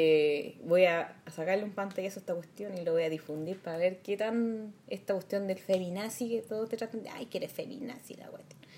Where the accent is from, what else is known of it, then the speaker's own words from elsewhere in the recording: Santiago, Santiago Metropolitan Region, Chile; Viví toda mi vida en el Vaticano chico hasta los 25 años cuando me